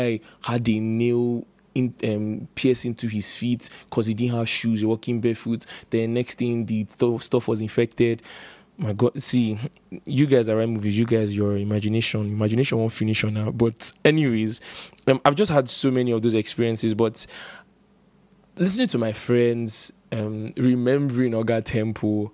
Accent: Port Harcourt, Rivers State, Nigeria; I grew up in Port Harcourt

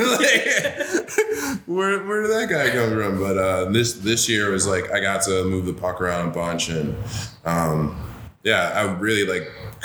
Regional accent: Greece, New York, United States; moved away; also born or lived in Rochester, New York / Worcester, Massachusetts; I say Rochester. I'm from Greece, New York

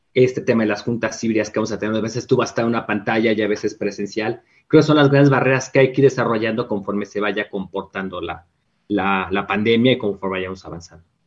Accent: Mexico; como muchos mexicanos

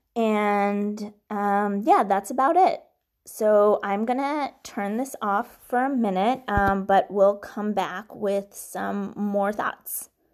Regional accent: Boston, Massachusetts, United States; also born or lived in Minsk, Belarus / Brookline / Newton / Weston; settled in the Boston area, which is where I grew up, in, let's see, um, Brookline, then Newton, and then Weston

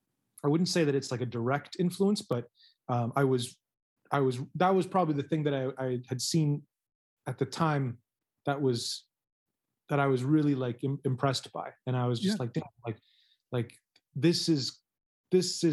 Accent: Canada; now in Taiwan; I'm a Canadian working in Taiwan

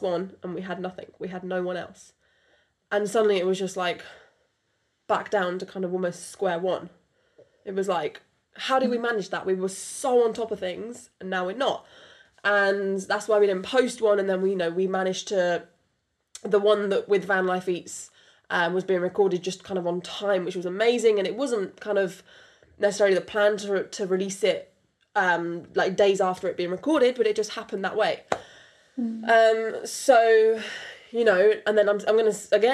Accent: United Kingdom; accent: British; first language French; English is a second language; my first language is French. English is my second language. You wouldn't know it because I was raised in UK from birth

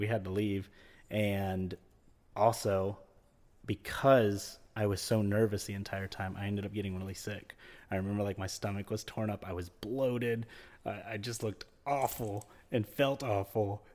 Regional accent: Florida, United States; I was born in Florida, um, and lived, uh, here most of my life

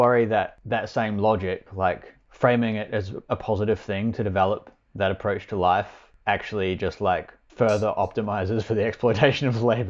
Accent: Australia; And I'm like, Australia.

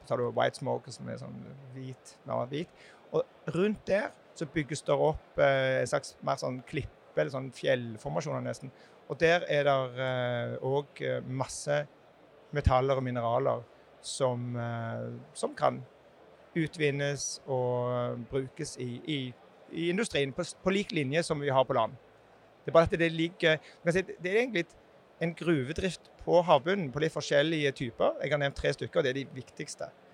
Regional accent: Jæren, Rogaland, Norway; jeg kommer jo fra Jæren sjøl

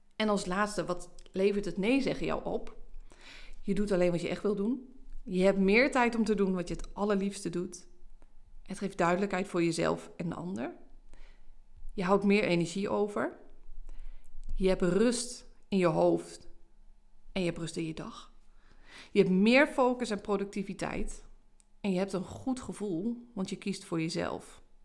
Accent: Haaksbergen, Overijssel, Netherlands; Zeker hier in Twente, hè, ik, ik kom uit Haaksbergen.

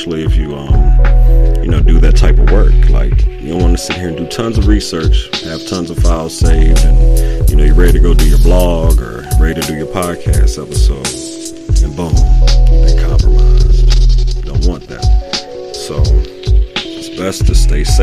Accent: Virginia, United States; moved away as an adult; now in Pittsburgh, United States; I'm back and forth between my home state of Virginia and my new home, Pittsburgh, PA.

